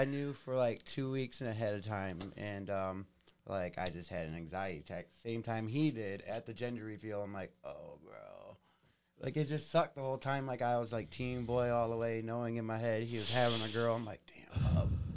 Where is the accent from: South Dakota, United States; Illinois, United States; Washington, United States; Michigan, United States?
Michigan, United States; Kalamazoo; born or raised there; also born or lived in Allegan, Michigan